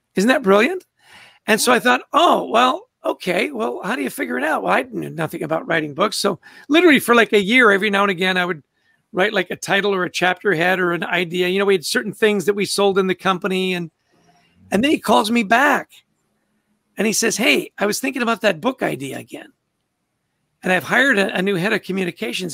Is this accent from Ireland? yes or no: no; Vancouver, British Columbia, Canada; also born or lived in Edmonton, Alberta; born in Edmonton, grew up in Vancouver, British Columbia, spectacularly beautiful city